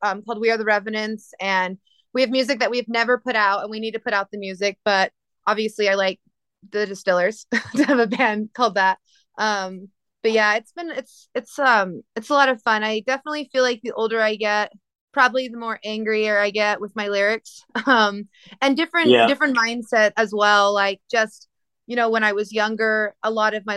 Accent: New Mexico, United States; I'm from New Mexico

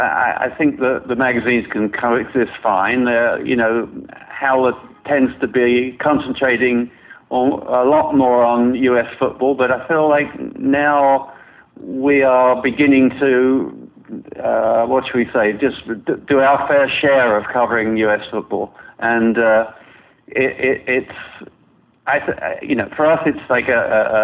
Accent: London, United Kingdom; moved away as an adult; also born or lived in Toronto; now in New York, United States; I grew up in London

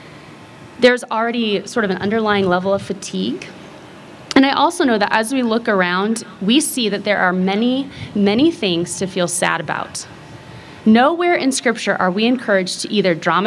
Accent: Kansas, United States; I grew up in Kansas

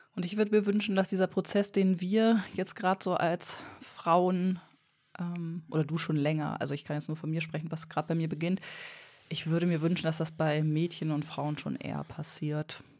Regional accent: Bremen, Germany; bei uns in Bremen

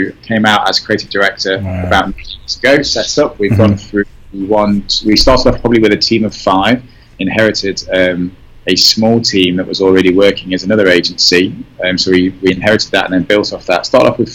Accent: Nottingham, East Midlands, United Kingdom; moved away as an adult; also born or lived in London / Kingston upon Thames; now in United States; I'm from Nottingham in the United Kingdom. So I am born and bred in Nottingham

